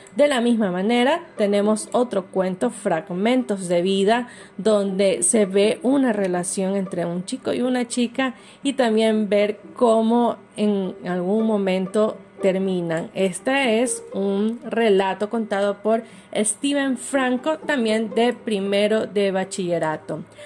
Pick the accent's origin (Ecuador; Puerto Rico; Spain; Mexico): Ecuador; somos como ecuatorianos y ecuatorianas